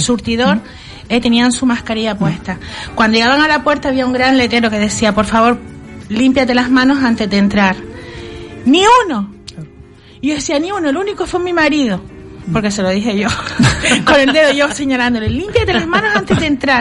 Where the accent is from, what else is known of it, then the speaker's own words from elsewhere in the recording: Las Palmas de Gran Canaria, Canary Islands, Spain; now in Telde, Spain; yo procedo de Las Palmas, pero me fui a vivir allá, ¿no? Llevo muchísimos años